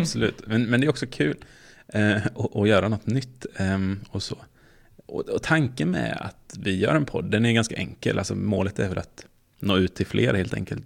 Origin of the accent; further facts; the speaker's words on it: Småland, Sweden; som är från Småland